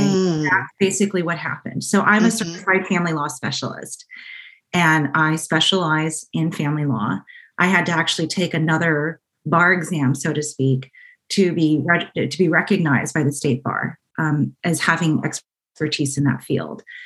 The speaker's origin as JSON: {"language": "English", "area": "Orange County", "region": "California", "country": "United States", "tie": "born or raised there", "also_born_or_lived": "San Diego / Syracuse, New York / Washington, District of Columbia, United States", "said": "I grew up here in Orange County, um, in South County"}